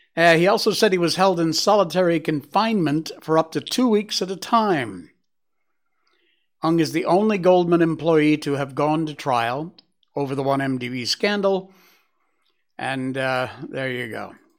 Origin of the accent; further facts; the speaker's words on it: United States; now in Malaysia; I am American. I'm American at heart